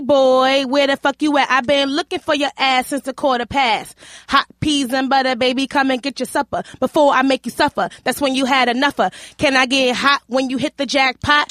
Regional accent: New York City, New York, United States; I grew up in Hell's Kitchen, and my mom was, like, running these streets

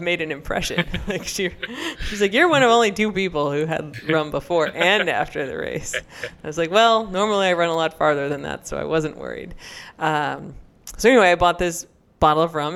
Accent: United States; an American growing up

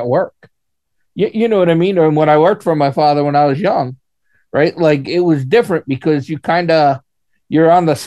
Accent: United States; I'm an American

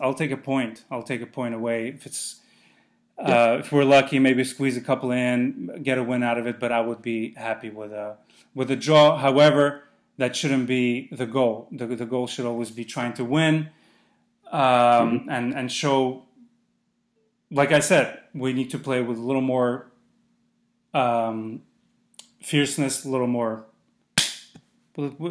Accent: Azerbaijan; moved away; I'm from Azerbaijan

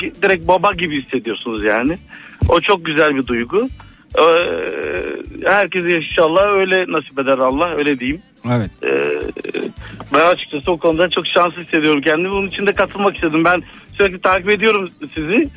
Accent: Tekirdağ, Turkey; Ben Tekirdağlıyım

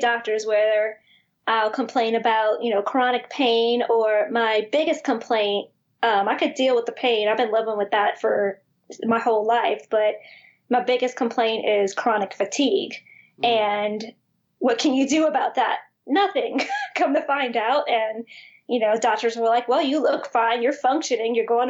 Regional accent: Harvey, Louisiana, United States; accent: thick West Bank; My husband makes fun of my accent all the time. I grew up in Harvey, so he thinks I have a thick West Bank accent

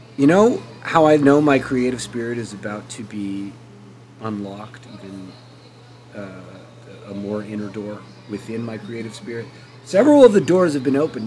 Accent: Canada; I am Canadian

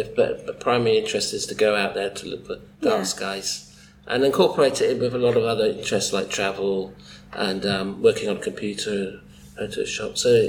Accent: London, United Kingdom; I come from North East London. I'm a retired MRI radiographer.

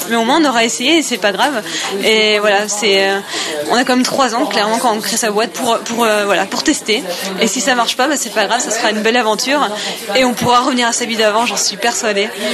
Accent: Nice, Provence-Alpes-Côte d'Azur, France; j'ai 31 ans, je viens de Nice

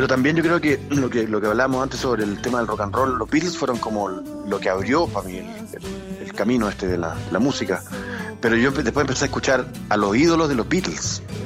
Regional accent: Chile; para uno como chileno

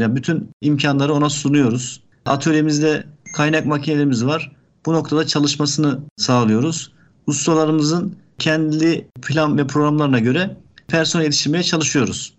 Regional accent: Ankara, Turkey; moved away as an adult; also born or lived in Yozgat; now in Bursa, Turkey; Ankara, e, bin dokuz yüz seksen dokuz doğumluyum.

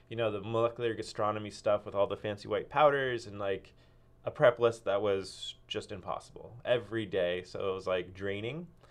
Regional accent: Cupertino, California, United States; now in Ashland, United States; I grew up in Cupertino, Silicon Valley.

